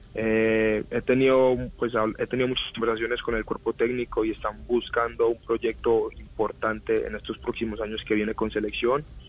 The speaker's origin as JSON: {"language": "Spanish", "country": "Colombia", "tie": "born or raised there", "moved": "yes", "lives_now": "United States", "said": "yo me crié en Colombia"}